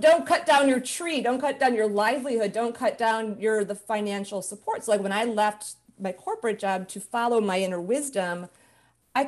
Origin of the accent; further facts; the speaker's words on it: Chicago, Illinois, United States; moved away as an adult; now in California, United States; I grew up in Chicago, and as soon as I finished my MBA, I left Chicago